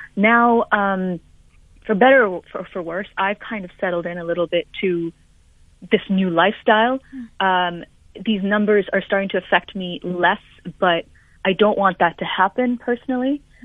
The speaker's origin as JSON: {"language": "English", "town": "Budapest", "country": "Hungary", "tie": "born or raised there", "moved": "yes", "lives_now": "London, United Kingdom", "said": "my hometown of Budapest"}